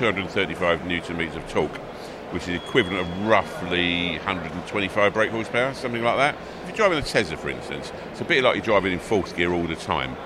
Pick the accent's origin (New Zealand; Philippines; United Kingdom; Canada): United Kingdom; London; I'm from East London.